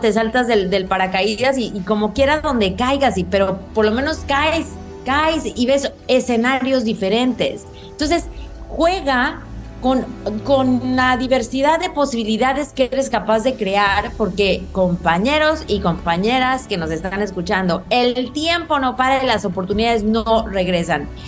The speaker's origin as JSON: {"language": "Spanish", "country": "Mexico", "said": "como decimos en México"}